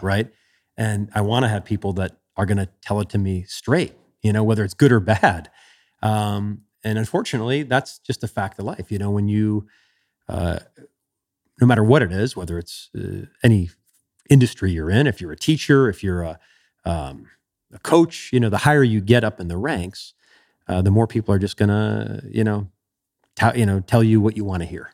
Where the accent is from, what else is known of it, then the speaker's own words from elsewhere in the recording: Chicago, Illinois, United States; growing up in Chicago